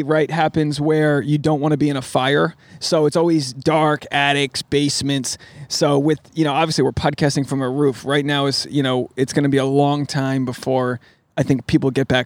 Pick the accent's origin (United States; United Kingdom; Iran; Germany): United States; Rhode Island; moved away as an adult; now in Los Angeles, United States